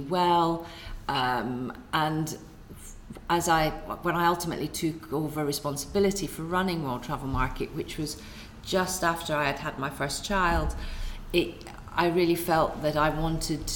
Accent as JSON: {"language": "English", "town": "Kirkintilloch", "region": "Scotland", "country": "United Kingdom", "tie": "born or raised there", "also_born_or_lived": "Glasgow / Edinburgh", "said": "I was born in Glasgow and raised in a town called Kirkintilloch"}